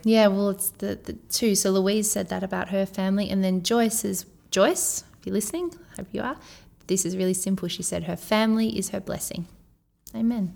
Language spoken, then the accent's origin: English; Australia; accent: Aussie